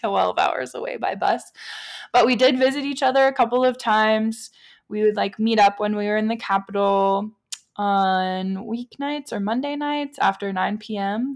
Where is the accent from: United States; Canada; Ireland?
United States; being an American, being white